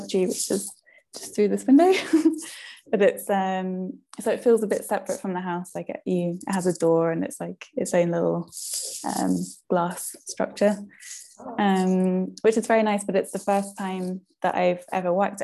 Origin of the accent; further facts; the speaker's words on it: United Kingdom; I'm from the UK.